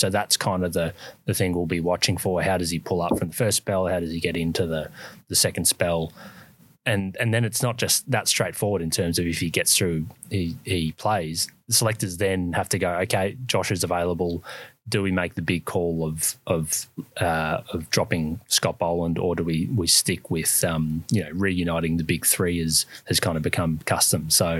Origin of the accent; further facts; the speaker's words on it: Brisbane, Queensland, Australia; He also had a bowl in where we come from Brisbane a couple of days ago